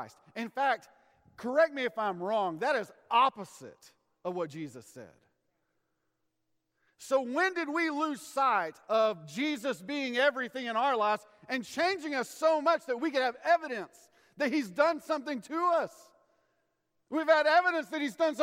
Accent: Amarillo, Texas, United States; I'm from Amarillo, Texas

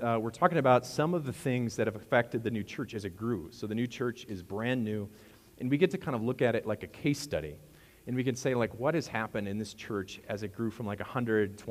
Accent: Wisconsin, United States; moved away; I'm from Wisconsin

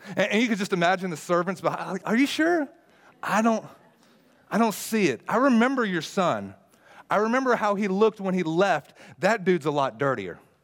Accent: United States; me being as an American

